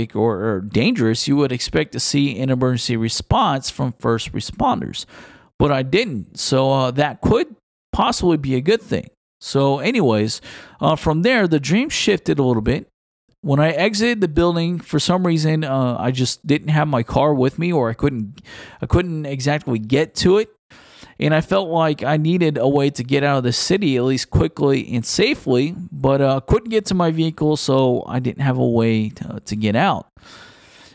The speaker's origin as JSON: {"language": "English", "town": "Houston", "region": "Texas", "country": "United States", "tie": "born or raised there", "said": "Houston, Texas, which is my hometown where I am originally from"}